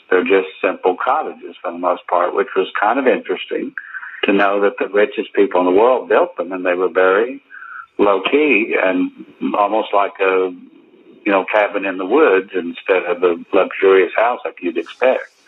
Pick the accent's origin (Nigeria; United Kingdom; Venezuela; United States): United States; Oklahoma; I'm from Oklahoma.